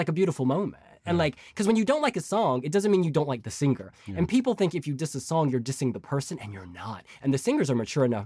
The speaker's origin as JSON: {"language": "English", "country": "United States", "moved": "yes", "said": "I'm American."}